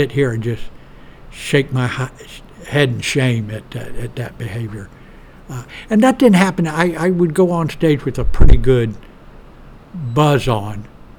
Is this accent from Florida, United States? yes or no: no; Houston, Texas, United States; he was from Boston, I'm from Houston, and the Astros had just won the World Series several months before